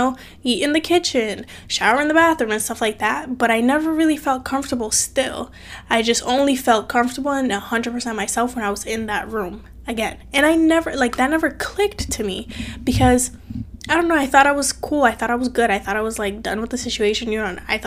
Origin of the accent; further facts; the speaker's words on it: Cape Verde; now in United States; I'm from a different country. I'm from Cape Verde, small country made up of 10 islands on the west coast of Africa. And so my mom moved from Cape Verde to America when I was 8. And because she moved, I had to live with my aunt and uncle